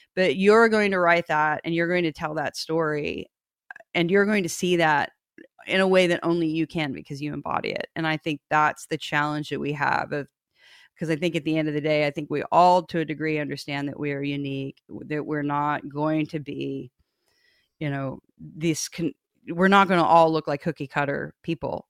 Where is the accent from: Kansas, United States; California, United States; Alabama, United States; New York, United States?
Kansas, United States; I grew up in Kansas